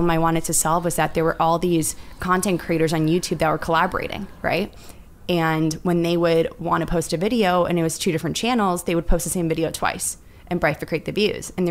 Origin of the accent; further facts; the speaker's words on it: Bobruisk, Mogilev Region, Belarus; now in United States; We're both from Bobruisk area and our families, Russian immigrants to the states.